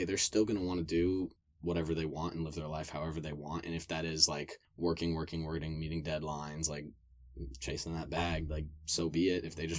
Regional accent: United States; As an American

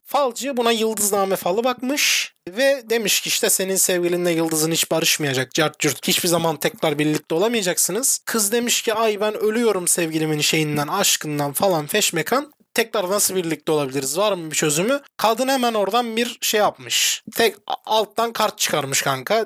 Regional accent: Turkey; sen ben Türk'üz

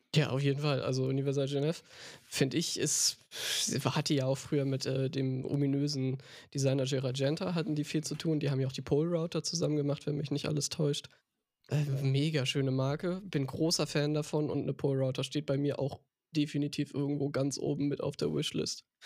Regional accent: Hamburg, Germany; ich bin gebürtiger, stolzer Hamburger

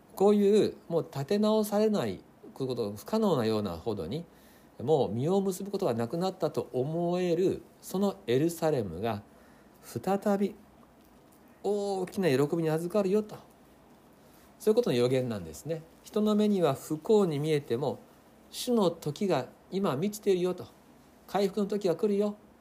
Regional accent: Japan; 日本人の私たち

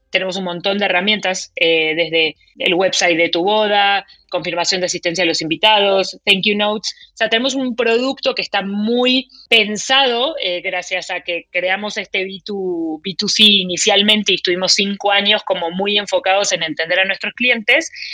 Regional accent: Argentina; now in Mexico; yo soy argentina, mi esposo es mexicano

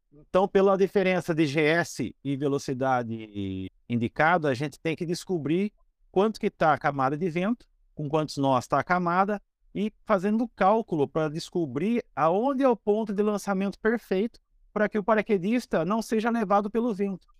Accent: Piracicaba, São Paulo, Brazil; moved away as an adult; now in Boituva, Brazil; Eu sou de Piracicaba, interior de São Paulo. Me mudei para Boituva

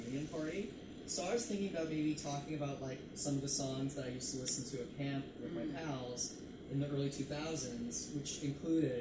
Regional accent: Canada; growing up in Canada

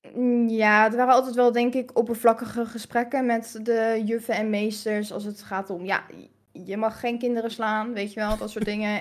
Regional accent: Hilversum, North Holland, Netherlands; born or raised there; also born or lived in Aruba

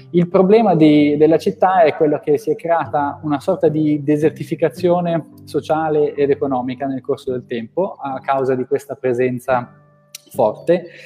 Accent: Saronno, Lombardy, Italy; io in realtà eh, ok, vengo da Saronno un, dove fanno l'amaretto, che è un posticino vicino a Milano. Ho, ho, iniziato a studiare a Milano, poi dopo mi sono trasferito a Firenze, poi ho fatto il primo lavoro a Roma

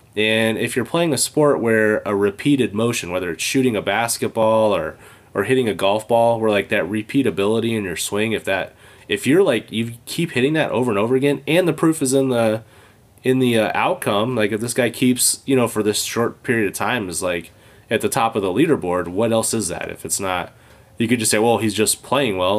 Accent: California, United States; moved away as an adult; now in Michigan, United States; I grew up in California

